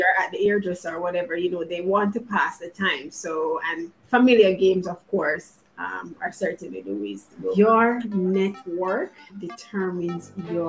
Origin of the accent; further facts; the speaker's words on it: Jamaica; I'm Jamaican